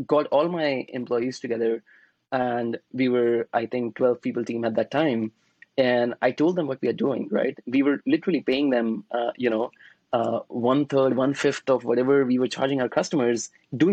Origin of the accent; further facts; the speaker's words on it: Varanasi, Uttar Pradesh, India; moved away as an adult; now in United States; I'm from Varanasi. It's a very, very small city. We have, you know, really peaceful city and lots of cows. So I grew up there